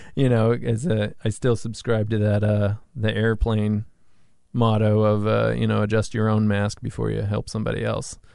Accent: Massachusetts, United States; moved away; also born or lived in New York / Hawaii; my hometown out of Mass

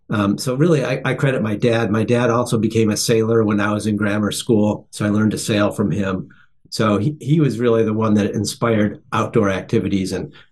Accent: Buffalo, New York, United States; I grew up in Buffalo, New York

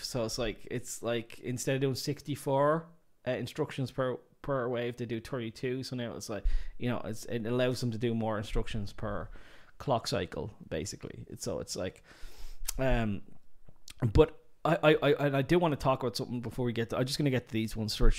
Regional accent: Ireland; I'm Irish

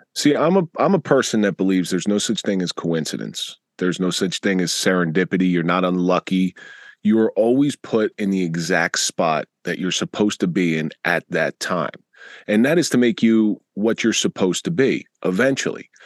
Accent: Atlantic City, New Jersey, United States; I grew up in the Atlantic City area in the 80s

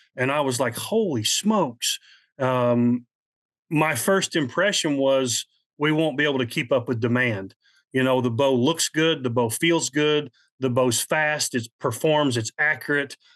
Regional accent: Midwest, United States; I'm from the Midwest

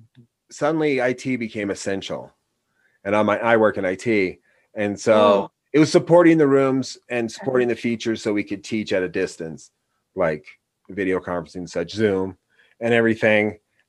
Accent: Oregon, United States; Yeah, we're from Oregon, and he's fine.

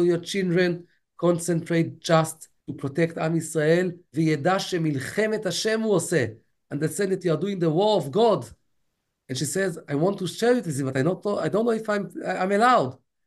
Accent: United States; I'm American

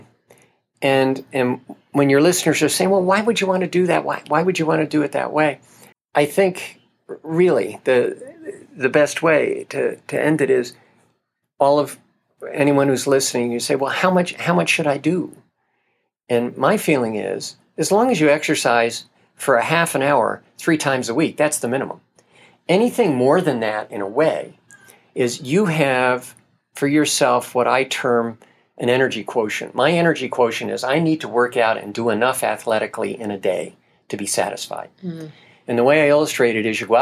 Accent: Middletown, New York, United States; I was in a race in my hometown. I was 35 years old, Middletown, New York

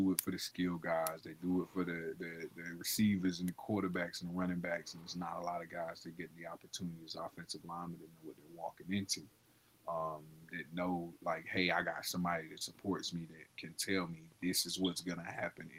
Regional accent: Tarboro, North Carolina, United States; my hometown.

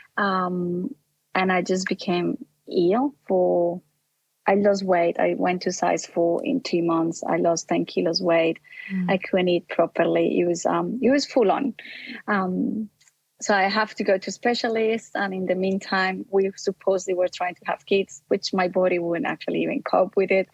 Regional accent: Colombia; now in Australia; I grew up in Colombia. That's my original background. And I came to Australia being a Catholic.

